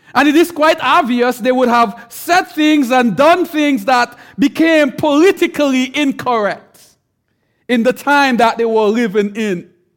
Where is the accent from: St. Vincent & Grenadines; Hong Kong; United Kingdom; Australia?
St. Vincent & Grenadines; I'm from the island. I'm from Saint Vincent.